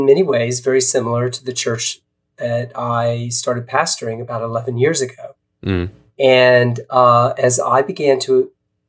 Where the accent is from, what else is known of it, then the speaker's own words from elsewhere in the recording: South Carolina, United States; now in Portland, United States; I live in Portland, Oregon for the last 11 years, but I'm actually a Southerner. I grew up in South Carolina